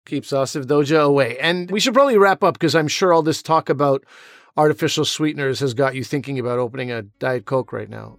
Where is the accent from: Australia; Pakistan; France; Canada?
Pakistan; as a Pakistani, you know, as a South Asian